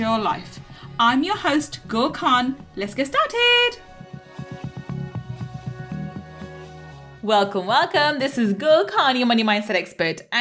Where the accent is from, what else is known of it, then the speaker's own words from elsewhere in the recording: London, United Kingdom; also born or lived in Manchester; I was born in Manchester and grew up in London